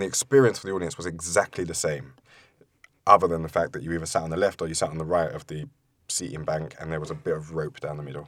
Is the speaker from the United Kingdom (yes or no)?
yes; London, United Kingdom; also born or lived in Forest Gate; I grew up in East London, in Leytonstone, and then moved to Forest Gate when I was a little bit older with my mum